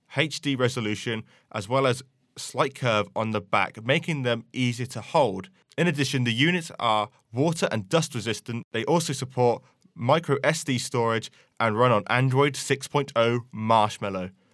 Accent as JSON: {"language": "English", "town": "Banbury", "region": "South East England", "country": "United Kingdom", "tie": "born or raised there", "said": "my hometown in Banbury"}